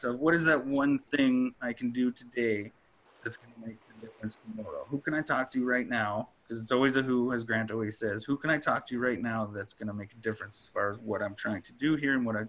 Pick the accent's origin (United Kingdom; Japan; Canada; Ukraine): Canada; Cold Lake, Alberta; moved away; I'm actually from Alberta. I'm from Cold Lake